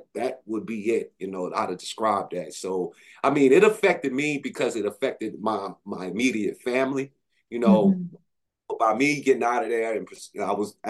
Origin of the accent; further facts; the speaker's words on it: New Orleans, Louisiana, United States; moved away as an adult; also born or lived in Atlanta, Georgia / Houston, Texas; all of the years I grew up in New Orleans